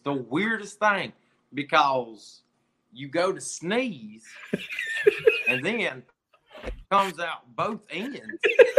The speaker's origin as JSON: {"language": "English", "region": "the South", "country": "United States", "said": "I'm from the South, of course."}